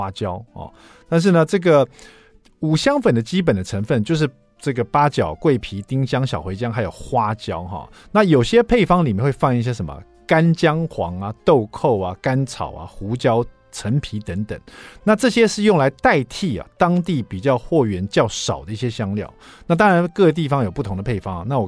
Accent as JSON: {"language": "Chinese", "country": "Taiwan", "said": "没想到我们台湾人这个小朋友小朋友得近视的。"}